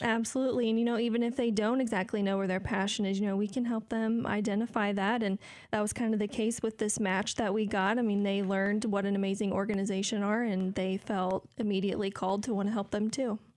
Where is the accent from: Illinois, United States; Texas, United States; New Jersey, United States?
Illinois, United States; Decatur; I'm from here in Decatur